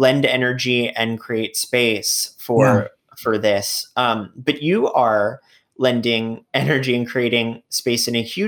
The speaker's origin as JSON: {"language": "English", "town": "New York City", "region": "New York", "country": "United States", "said": "I'm a New Yorker. I love being here. I don't want to leave New York ever"}